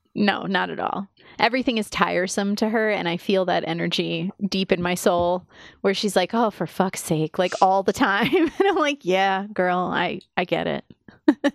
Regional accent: United States; as an American

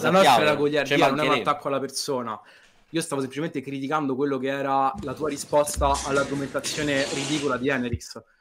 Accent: Rome, Lazio, Italy; Io sono di Roma

